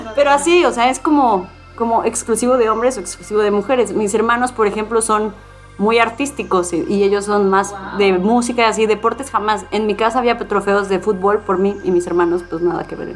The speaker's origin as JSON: {"language": "Spanish", "town": "Cuautla", "region": "Morelos", "country": "Mexico", "tie": "born or raised there", "said": "yo crecí en Cuautla"}